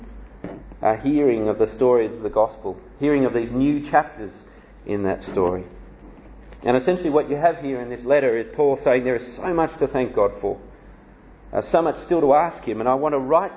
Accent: Canberra, Australian Capital Territory, Australia; also born or lived in Sydney, Australia; I was born in Canberra, Australia, the world's most boring capital city. But I learnt the gospel from on the north shore of Sydney

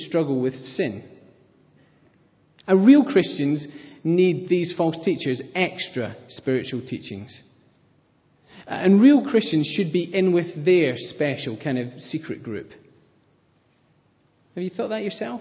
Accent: Scotland, United Kingdom; I am Scottish

